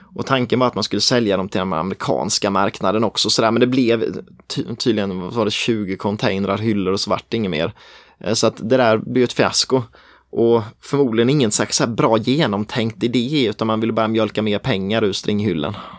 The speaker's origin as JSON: {"language": "Swedish", "area": "near Tenhult, Småland", "region": "Jönköping County", "country": "Sweden", "said": "Tenhult är jäkligt nära där jag kommer ifrån."}